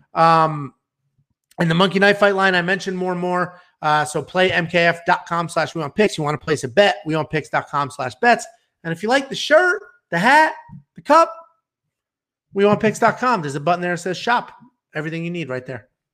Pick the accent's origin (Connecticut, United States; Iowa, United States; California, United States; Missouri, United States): Connecticut, United States; I'm from Connecticut